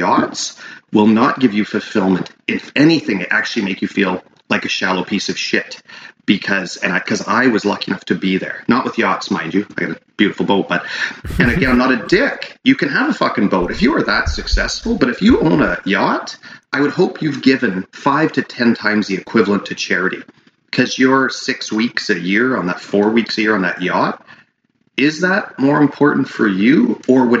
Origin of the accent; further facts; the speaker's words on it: Prince George, British Columbia, Canada; the Prince George Hospital, which is kind of like my hometown